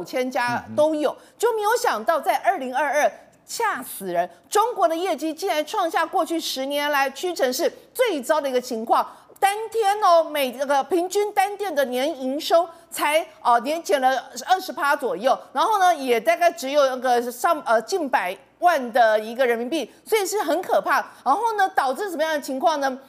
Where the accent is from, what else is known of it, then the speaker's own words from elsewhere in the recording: Taiwan; 我们台湾人民